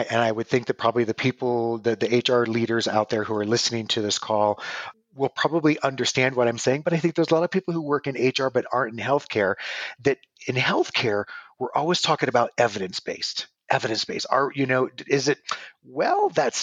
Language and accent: English; Nebraska, United States; moved away as an adult; also born or lived in Los Angeles, California; now in Arizona, United States; originally I was born and raised in Nebraska.